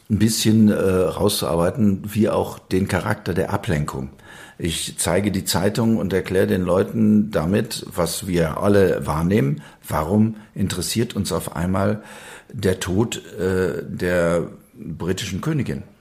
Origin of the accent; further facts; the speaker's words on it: Wuppertal, North Rhine-Westphalia, Germany; Westfalen an der Grenze zum Rheinland, wo ich herkomme, da ist das praktisch von Dorf zu Dorf ist das mhm. verschieden. Bin aufgewachsen in Wuppertal